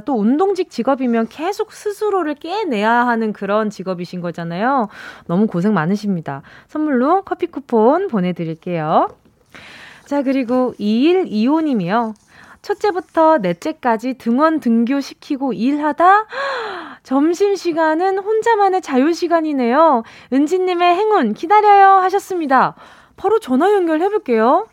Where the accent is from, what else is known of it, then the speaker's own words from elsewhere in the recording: Busan, South Korea; moved away; 제가 고향이 부산인데도